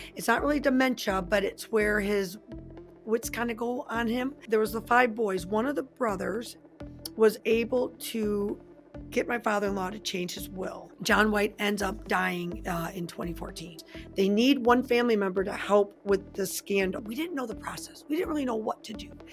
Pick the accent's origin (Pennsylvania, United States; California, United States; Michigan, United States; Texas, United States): Michigan, United States; I am from Michigan